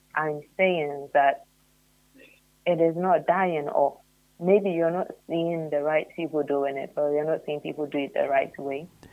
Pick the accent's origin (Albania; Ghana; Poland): Ghana; as a Ghanaian